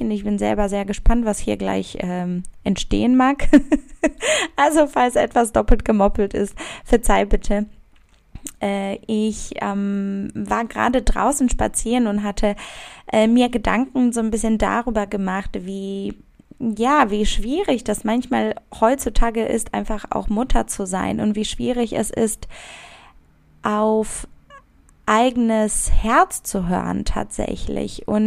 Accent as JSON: {"language": "German", "town": "Szczecin", "region": "West Pomeranian Voivodeship", "country": "Poland", "tie": "born or raised there", "said": "Also ich komme ursprünglich aus Stettin"}